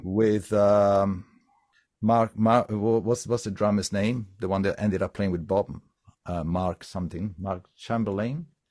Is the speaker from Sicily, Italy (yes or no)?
no; Sardinia, Italy; I come from Sardinia